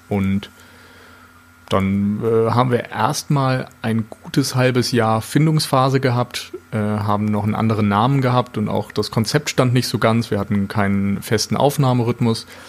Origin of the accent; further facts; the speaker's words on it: Flensburg, Schleswig-Holstein, Germany; also born or lived in Mainz; now in Hamburg, Germany; Ich komme ursprünglich aus Flensburg